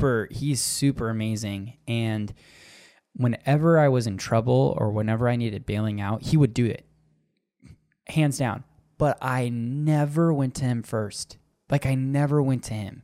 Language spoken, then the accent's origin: English; Arizona, United States; accent: Minnesota; also born or lived in Minnesota; I'm from Minnesota in the fact that I was born there, but I'm like Arizonan